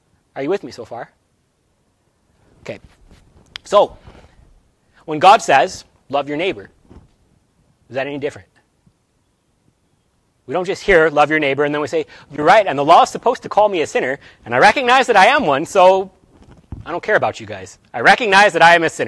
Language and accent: English; United States; we are American